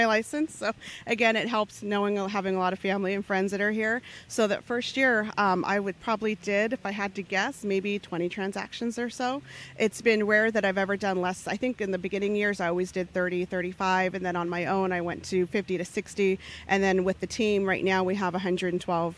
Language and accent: English; Phoenix, Arizona, United States; originally I was born in Arizona, grew up on the west side of Phoenix